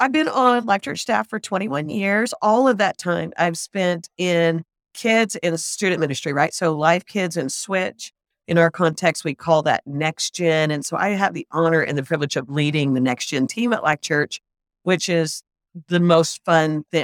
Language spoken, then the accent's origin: English; the South, United States; I grew up in the South, and so we were all Christian